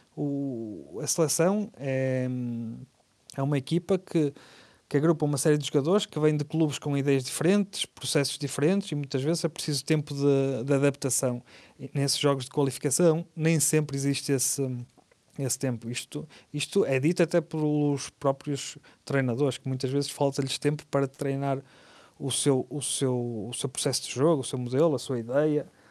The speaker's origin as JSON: {"language": "Portuguese", "country": "Portugal", "said": "como portugueses"}